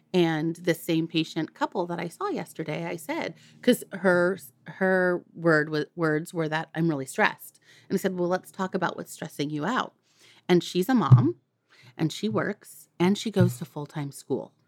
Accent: Santa Cruz, California, United States; I, um, was born and raised in Santa Cruz, California

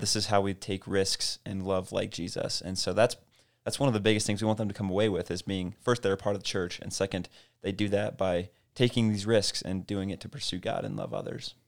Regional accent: Casper, Wyoming, United States; I grew up in Casper and Harold was my youth pastor

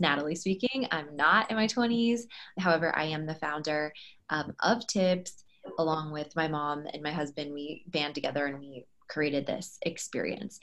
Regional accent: San Francisco, California, United States; I was born in San Francisco, California

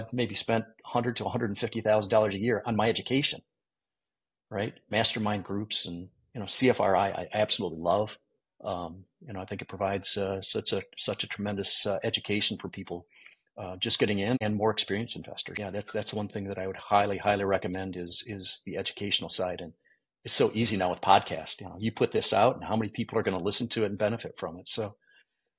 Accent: Michigan, United States; I grew up in Michigan

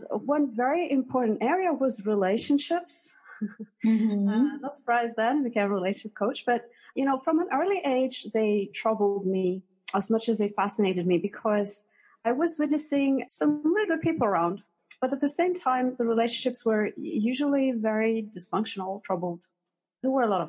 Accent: Athens, Attica, Greece; moved away as an adult; also born or lived in London; So I'm originally from Greece. I grew up in Athens.

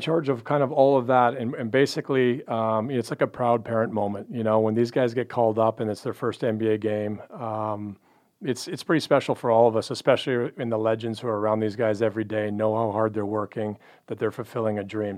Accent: Canada; moved away as an adult; also born or lived in Pacific Northwest; now in Dallas, United States; Grew up in Canada

